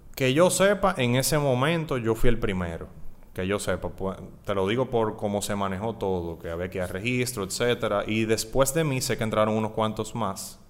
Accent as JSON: {"language": "Spanish", "town": "Santo Domingo", "region": "Distrito Nacional", "country": "Dominican Republic", "tie": "born or raised there", "also_born_or_lived": "Puerto Plata", "said": "Nací en Puerto Plata, luego vinimos aquí a Santo Domingo, estudié en el Colegio Loyola, toda la, desde preprimario hasta cuarto de bachillerato"}